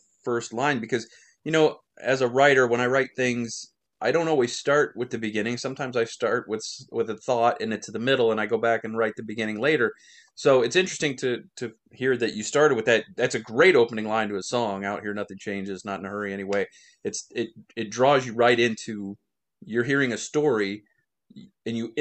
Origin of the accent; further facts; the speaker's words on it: Midwest, United States; an American growing up in the Midwest, middle part of the country